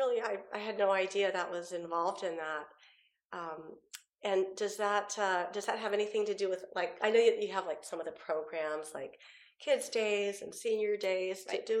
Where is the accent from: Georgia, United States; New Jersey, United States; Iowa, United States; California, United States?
California, United States; San Jose; also born or lived in Washington peninsula; now in Washington, United States; I'm from San Jose, Campbell, California